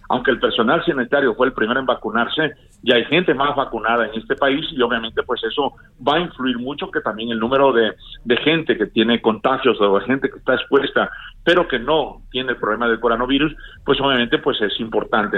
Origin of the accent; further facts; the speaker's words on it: Tabasco, Mexico; moved away; un saludo a mi pueblo y a mi mamá que está en Tabasco